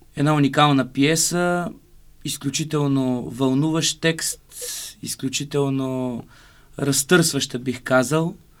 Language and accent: Bulgarian; Burgas, Burgas Province, Bulgaria; moved away; в родния ми град Бургас